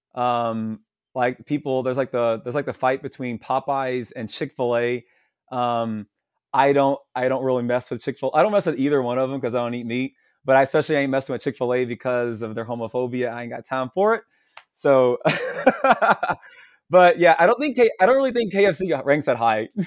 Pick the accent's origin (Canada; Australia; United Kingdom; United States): United States; Louisville, Kentucky; I am from Louisville, Kentucky. Uh, I was born here, raised here in the South, um, in the United States.